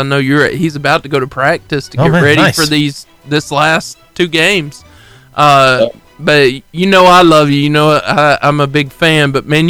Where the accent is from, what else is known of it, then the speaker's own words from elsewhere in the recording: Arab, Alabama, United States; my neighborhood was behind a golf course when I was growing up in Arab.